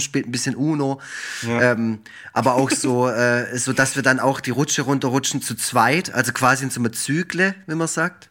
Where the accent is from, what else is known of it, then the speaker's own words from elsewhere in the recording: Black Forest, Baden-Württemberg, Germany; ich komme ja aus dem Schwarzwald